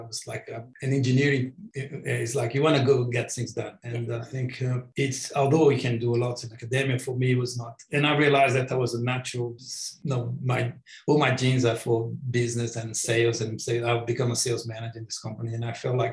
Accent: Brazil; English is a second language; moved away as an adult; also born or lived in Sydney, Australia; now in Australia; I went back to Brazil

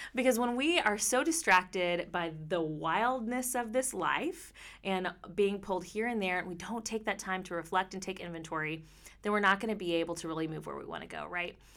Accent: Texas, United States; I'm from Texas.

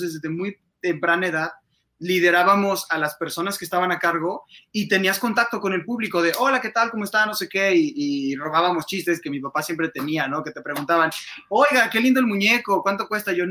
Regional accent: Mexico City, Mexico; now in Querétaro, Mexico; justo soy adoptado queretano, yo soy de la Ciudad de México

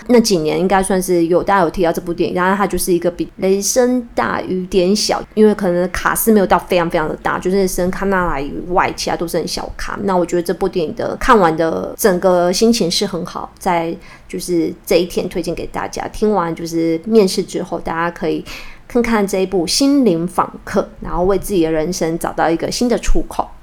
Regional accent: Kaohsiung, Taiwan; 我是高雄人

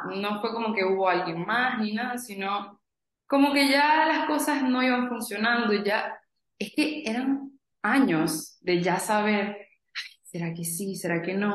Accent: Venezuela; moved away as an adult; now in United States; yo soy de Venezuela, tengo 26 años, 4 años viviendo en Estados Unidos

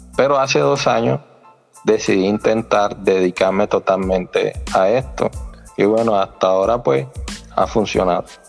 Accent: Sincelejo, Sucre, Colombia; yo soy de la costa norte de Colombia, costeño que llaman por acá. Eh, soy de Cincelejo

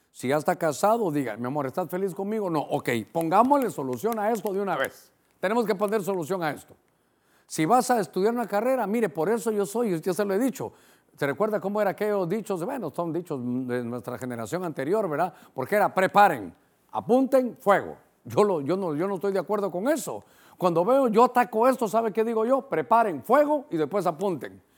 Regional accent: Honduras; para nosotros como hondureños

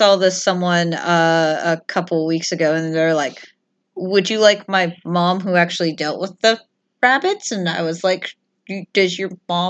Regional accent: Louisiana, United States; I grew up in Louisiana, as stated.

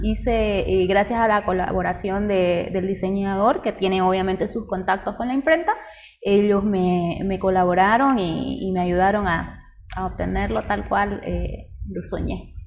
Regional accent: Cotoca, Santa Cruz, Bolivia; crecer en Cotoca ha sido tranquilito

